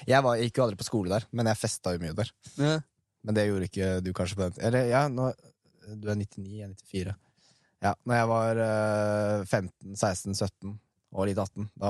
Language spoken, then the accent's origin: Norwegian; Røyken, Buskerud, Norway; Det {S0} er ganske røft miljø der jeg vokste opp i Røykna.